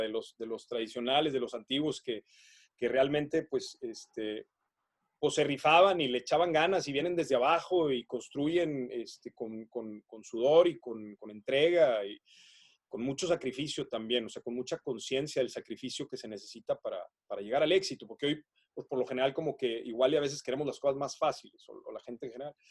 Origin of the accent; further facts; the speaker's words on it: northern Mexico, Mexico; Yo soy un enamorado de mi país me considero patriota, amo a México